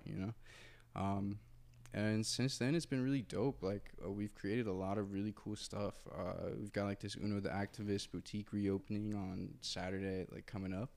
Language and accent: English; Muncie, Indiana, United States; moved away as an adult; now in Los Angeles, United States; I'm from Muncie, Indiana